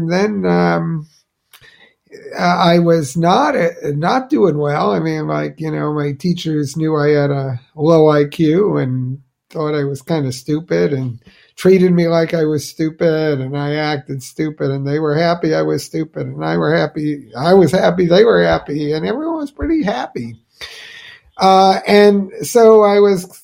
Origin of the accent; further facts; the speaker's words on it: New Jersey, United States; my hometown in New Jersey